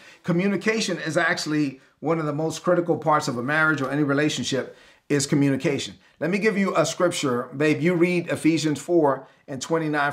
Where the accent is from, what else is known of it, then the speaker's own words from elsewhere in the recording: New York City, New York, United States; also born or lived in Caribbean; I'm from Brooklyn